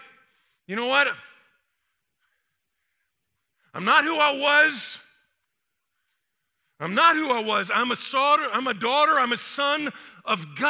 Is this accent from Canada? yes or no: no; Atlanta, Georgia, United States; also born or lived in Texas; I'm from the South. I mean, I was born in Atlanta. I mean, I went to Texas, but got back to the South as quick as I could